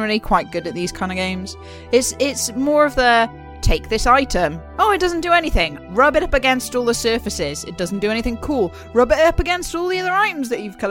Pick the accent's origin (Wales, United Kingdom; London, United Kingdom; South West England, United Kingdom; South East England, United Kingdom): Wales, United Kingdom; I'm Welsh.